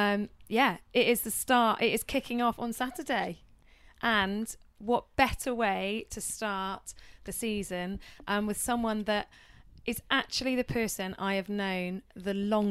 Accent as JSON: {"language": "English", "area": "the Southwest", "region": "South West England", "country": "United Kingdom", "said": "I'm from the Southwest."}